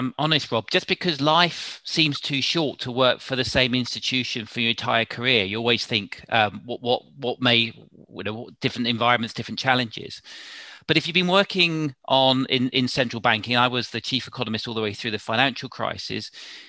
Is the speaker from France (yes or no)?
no; South East England, United Kingdom; I sort of moved around. My father's job meant we moved around. But so I had no sort of fixed sort of place in London, but largely in Southern England, different parts of Southern England.